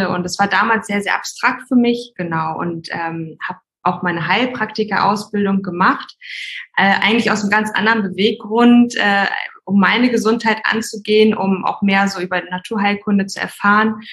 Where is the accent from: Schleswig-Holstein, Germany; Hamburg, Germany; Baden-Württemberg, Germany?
Hamburg, Germany; Also genau … ich komme ursprünglich aus Hamburg.